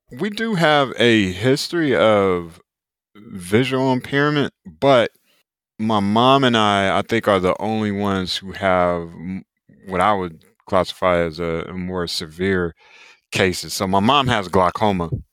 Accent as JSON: {"language": "English", "town": "Raleigh", "region": "North Carolina", "country": "United States", "said": "I'm originally from Raleigh, North Carolina, so the East Coast of the U S. United States"}